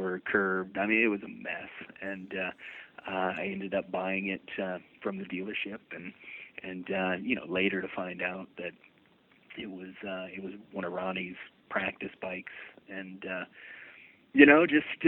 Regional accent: Florida, United States; I grew up in Florida

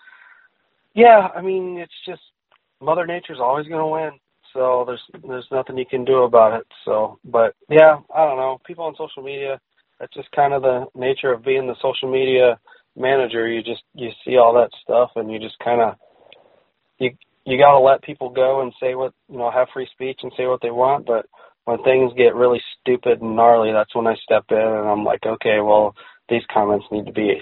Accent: United States; I'm an American

